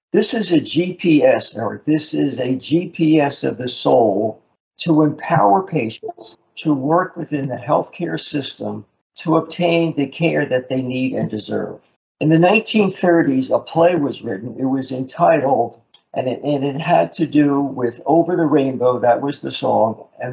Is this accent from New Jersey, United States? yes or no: yes; Newark, New Jersey, United States; I grew up in Newark, New Jersey, across the Hudson River from Manhattan